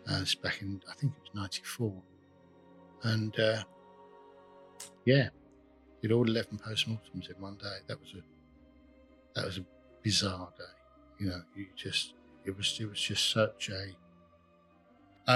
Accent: Enfield, London, United Kingdom; I grew up in Enfield in North London

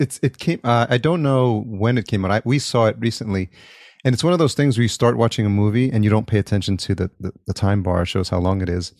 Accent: Yonkers, New York, United States; moved away as an adult; also born or lived in Atlanta; now in Los Angeles, United States; I grew up in Yonkers

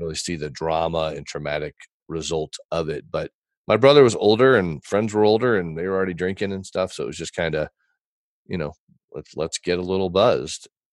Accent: Texas, United States; born or raised there; also born or lived in Fort Wayne, Indiana

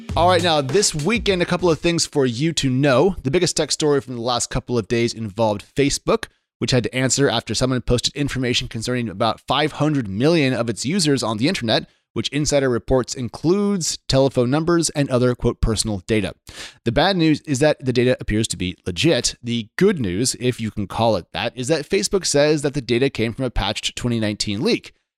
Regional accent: Oregon, United States; I'm from Oregon, which is just two-thirds Hicks and flat land

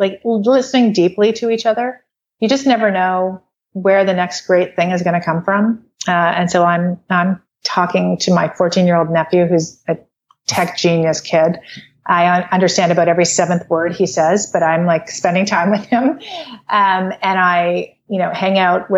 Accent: Canada; I'm from Canada

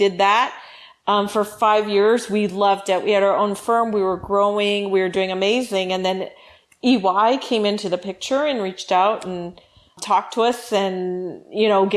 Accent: Hawaii, United States; moved away as an adult; now in California, United States; I was born and raised in Hawaii, went to school all the way through university out there

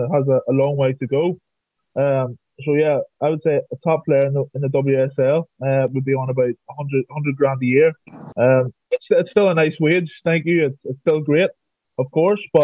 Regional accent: Northern Ireland, United Kingdom; I'm from Northern Ireland, as everybody can hear with my accent

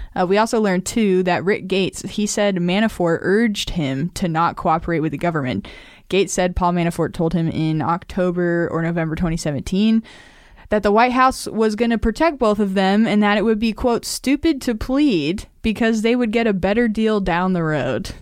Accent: Nevada, United States; Nevada, my home state.

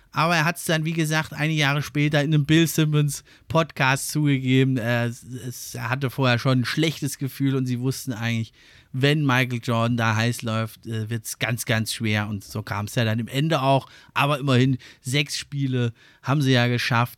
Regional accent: Germany; wir als Deutsche

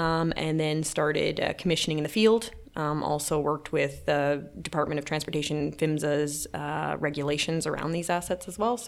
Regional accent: Atlantic Canada, Canada; now in Calgary, Canada; So I moved to Calgary from the East Coast of Canada and, yeah, I started working for natural gas distribution.

